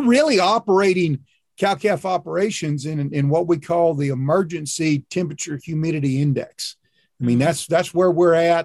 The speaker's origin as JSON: {"language": "English", "region": "Kentucky", "country": "United States", "tie": "born or raised there", "also_born_or_lived": "Oklahoma / Texas", "moved": "yes", "lives_now": "Florida, United States", "said": "I grew up in Kentucky."}